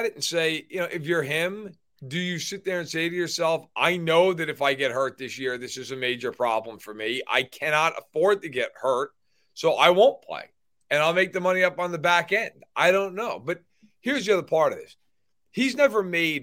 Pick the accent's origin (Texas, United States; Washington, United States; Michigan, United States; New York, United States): New York, United States; now in Midwest, United States; I'm from New York